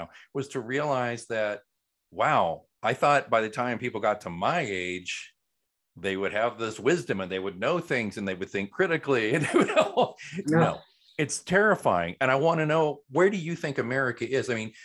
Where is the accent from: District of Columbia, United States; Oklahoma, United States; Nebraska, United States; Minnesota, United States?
Oklahoma, United States; I grew up in a very Southern Baptist community growing up in Oklahoma